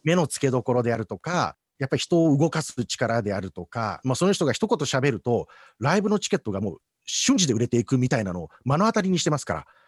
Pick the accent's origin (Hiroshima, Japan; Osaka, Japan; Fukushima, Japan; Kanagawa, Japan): Osaka, Japan; moved away; also born or lived in Nagoya / Tokyo; 僕はあの大阪出身